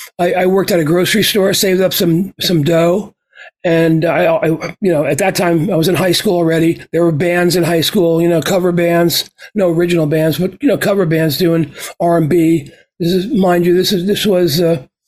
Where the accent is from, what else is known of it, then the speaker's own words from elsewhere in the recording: Green Brook, New Jersey, United States; my hometown of Greenbrook, New Jersey